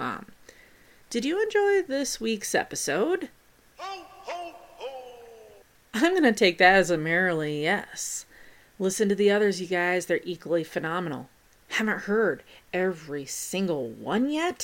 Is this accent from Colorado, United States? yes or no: yes; Pueblo, Colorado, United States; my hometown just made its appearance right now, that being Pueblo, Colorado